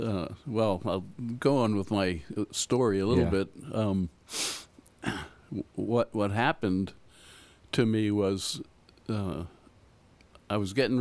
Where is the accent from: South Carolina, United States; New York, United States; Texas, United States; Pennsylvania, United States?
Pennsylvania, United States; now in Pittsburgh, United States; Okay. Well, I grew up outside of Philadelphia.